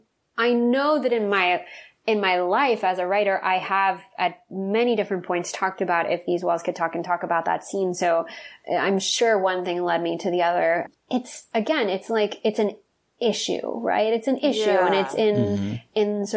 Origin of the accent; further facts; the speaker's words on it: the South, United States; And I think that it's something that certainly as a young woman, again, growing up in the South and who was not, out of the closet for a long time